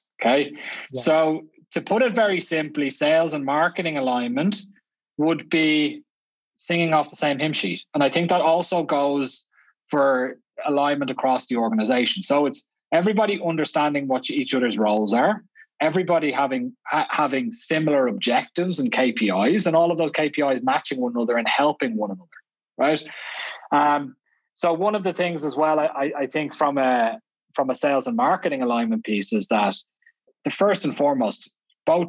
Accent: Dublin, Leinster, Ireland; moved away as an adult; now in Vienna, Austria; I'm clearly not Austrian with this accent. I grew up in Dublin. I moved out here 12 years ago

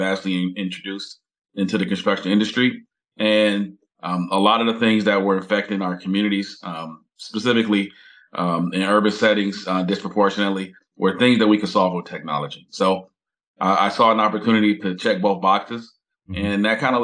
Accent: Detroit, Michigan, United States; born and raised in Detroit, third generation entrepreneur, grew up in a family that was heavily involved in construction

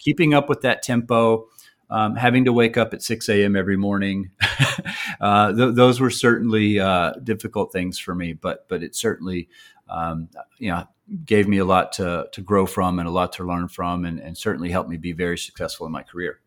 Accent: Troy, Alabama, United States; moved away as an adult; also born or lived in New York; this very small local university called Troy University in my hometown

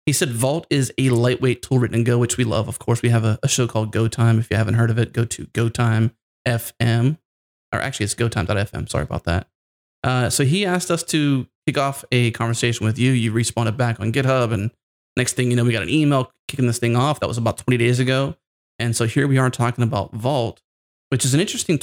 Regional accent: Pittsburgh, Pennsylvania, United States; now in Houston, United States; I'm originally from Pittsburgh. I live in Houston, Texas, but Pittsburgh is my, you know, growing up stomping grounds

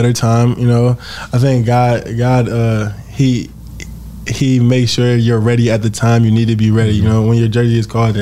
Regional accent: Cleveland, Ohio, United States; I was born in Cleveland

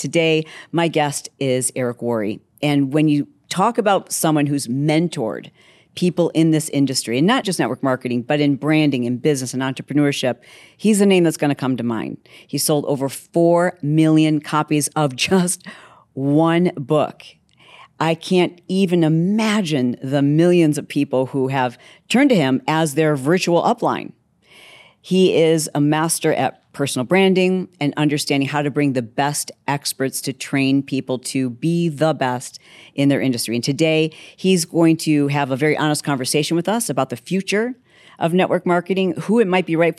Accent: Grand Rapids, Michigan, United States; And maybe that's because I'm from Grand Rapids, Michigan, right?

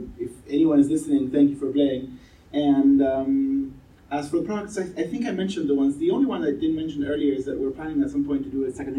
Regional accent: Argentina; I mean, I'm from Argentina. Our conventions are a bit smaller

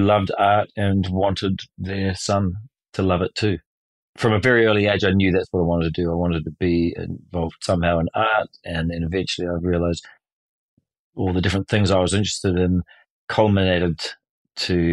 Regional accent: New Zealand; I was born in New Zealand in 1975 on August the 16th.

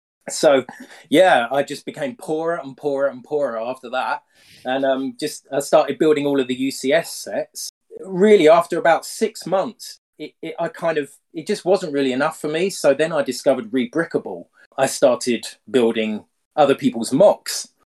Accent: United Kingdom; Yeah, no, I'm just a normal dude from the UK. I live in what's probably the greyest city in the UK

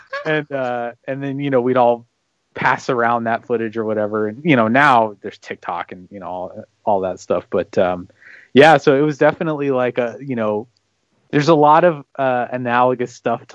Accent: Beaverton, Oregon, United States; my hometown of Beaverton, mm-hmm. Oregon

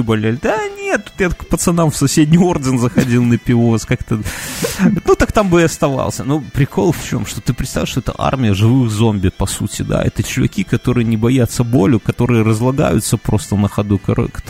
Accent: Belarus

